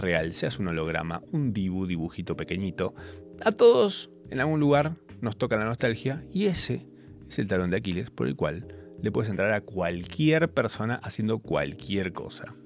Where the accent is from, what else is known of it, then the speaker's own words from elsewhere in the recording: Capilla del Monte, Córdoba, Argentina; now in Buenos Aires, Argentina; de donde soy yo, Capilla del Monte, el interior del interior